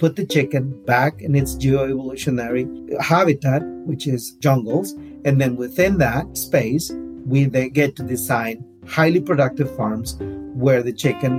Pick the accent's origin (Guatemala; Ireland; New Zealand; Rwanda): Guatemala; moved away as an adult; also born or lived in Minnesota; now in Northfield, United States; I'm originally from Guatemala.